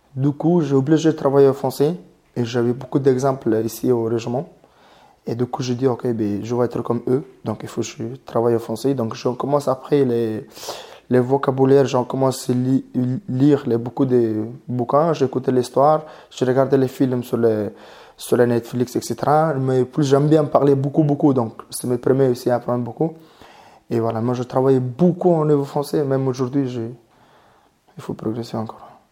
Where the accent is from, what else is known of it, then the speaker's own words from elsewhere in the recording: Mongolia; French is a second language; moved away as an adult; now in Calvi, France; je viens de Mongolie